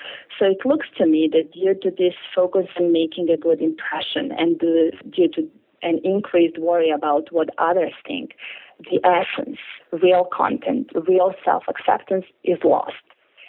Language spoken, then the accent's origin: English; Belgrade, Serbia; I grew up in Belgrade in Serbia, which is part of former Yugoslavia in Southeast Europe in the late 70s and 80s, at the time when naturism was flourishing on nude beaches along the beautiful Adriatic coast